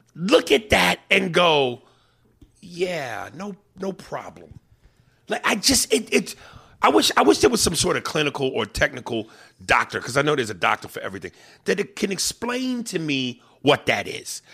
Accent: New York, United States; accent: New York

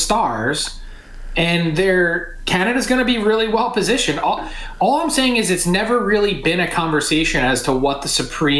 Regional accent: United States; because I'm an American.

